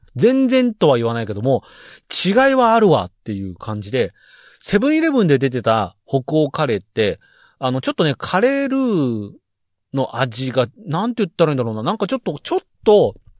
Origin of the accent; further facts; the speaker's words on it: Saitama, Japan; 僕埼玉県民です